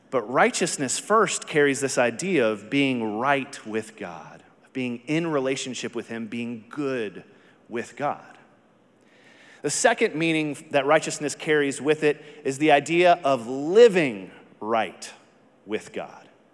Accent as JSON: {"language": "English", "region": "Texas", "country": "United States", "said": "I am from Texas"}